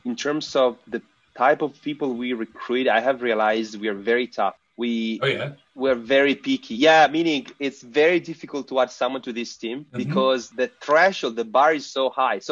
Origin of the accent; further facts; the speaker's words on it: Italy; we are from Italy